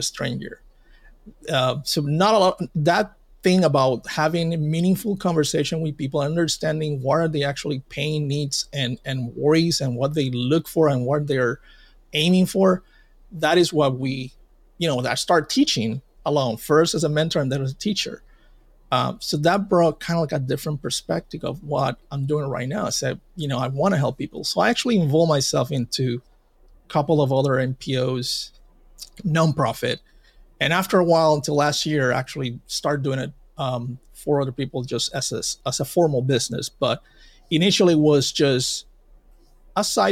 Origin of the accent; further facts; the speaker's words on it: Puerto Rico; in my hometown and in Puerto Rico, we got hit by Hurricane Maria